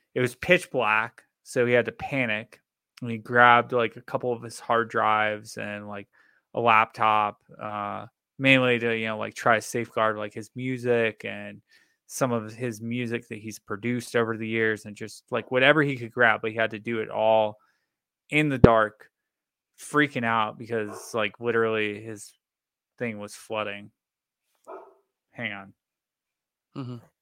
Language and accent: English; Florida, United States; moved away; I grew up in Florida